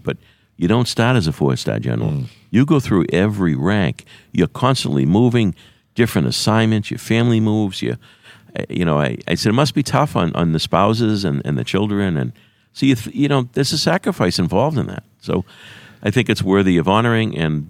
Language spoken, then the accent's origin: English; Quincy, Massachusetts, United States; I don't say I'm from Boston. I say I'm from Quincy.